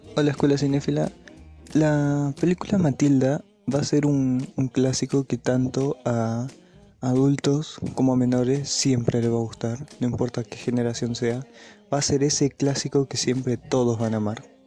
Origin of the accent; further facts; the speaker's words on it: Chile; soy de Chile